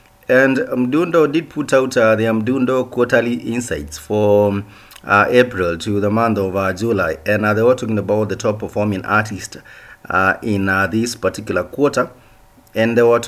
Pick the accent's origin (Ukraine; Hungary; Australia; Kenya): Kenya